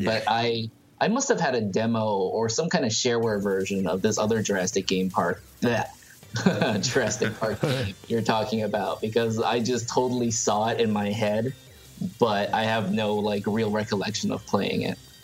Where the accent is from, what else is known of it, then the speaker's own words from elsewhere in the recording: Thailand; moved away; I grew up in Thailand